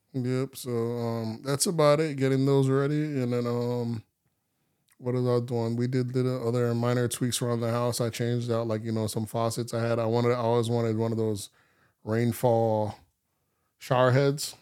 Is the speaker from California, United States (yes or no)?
no; Palm Beach, Florida, United States; growing up in Palm Beach